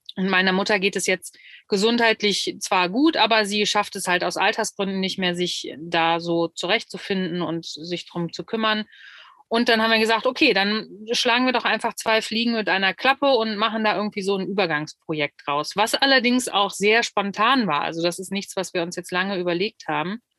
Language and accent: German; Solingen, North Rhine-Westphalia, Germany; kommen wir beide, da spreche ich für uns beide jetzt äh, akut gerade aus Solingen